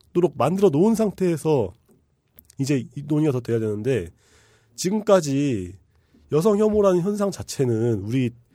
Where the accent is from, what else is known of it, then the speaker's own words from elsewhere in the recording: Bucheon, Gyeonggi Province, South Korea; also born or lived in Incheon; 저는 이제 경기도 부천 출신인데